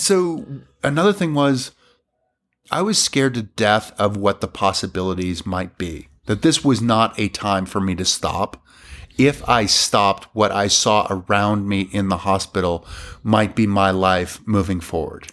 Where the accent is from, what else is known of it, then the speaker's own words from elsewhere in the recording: Granby, Massachusetts, United States; I grew up in Massachusetts